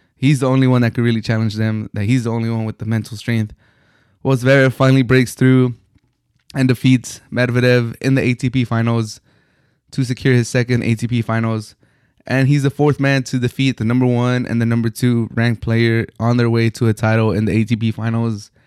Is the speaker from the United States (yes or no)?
yes; United States; an American, Mexican American